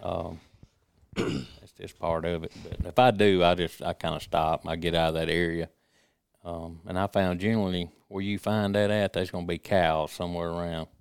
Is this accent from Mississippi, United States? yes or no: yes; Jasper County, Mississippi, United States; I was born and raised in Jasper County, Stranger area